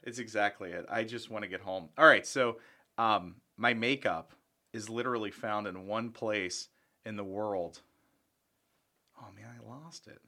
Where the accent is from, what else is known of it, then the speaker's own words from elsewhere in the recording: Charleston, West Virginia, United States; also born or lived in Belle, West Virginia / Dupont City, West Virginia; I'm from Charleston, West Virginia. I, I actually started in a place called Bell and then DuPont City